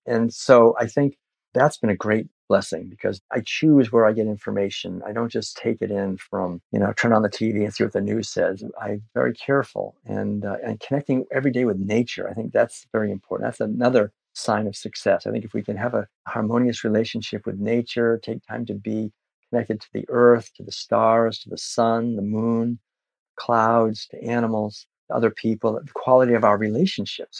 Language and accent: English; Concord, Massachusetts, United States; growing up in Concord, Massachusetts